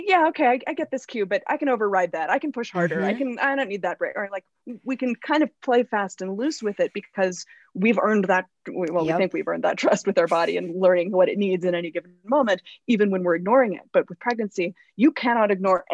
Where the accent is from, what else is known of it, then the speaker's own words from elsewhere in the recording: Los Angeles, California, United States; growing up in Hollywood and again, still living in LA years later